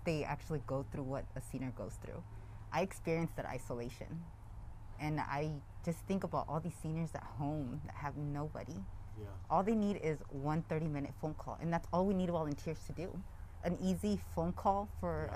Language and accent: English; Lompoc, California, United States; born and raised in the Lompoc area, yeah. North County